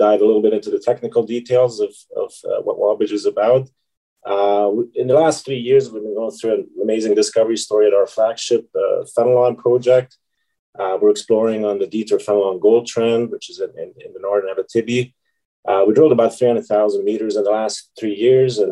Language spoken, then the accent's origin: English; Hungary; moved away as an adult; also born or lived in Sudbury, Canada; now in Canada; I'm originally from Hungary